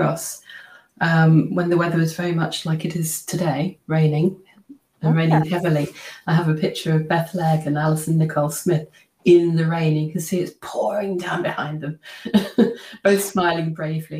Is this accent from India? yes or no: no; just outside Cambridge, East of England, United Kingdom; I grew up just outside Cambridge